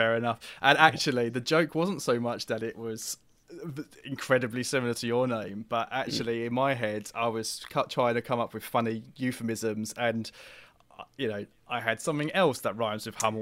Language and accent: English; Dagenham, London, United Kingdom; also born or lived in Chadwell Heath / Romford; I grew up in Dagenham, I went to school in Chaddle Heath.